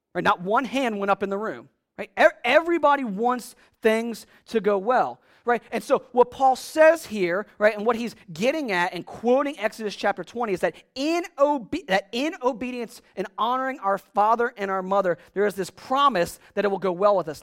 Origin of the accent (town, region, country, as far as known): United States